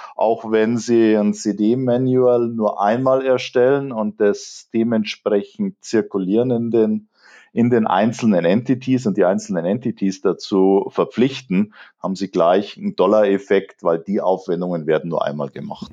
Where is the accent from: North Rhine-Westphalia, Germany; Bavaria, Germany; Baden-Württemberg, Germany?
Bavaria, Germany; Munich; als Münchner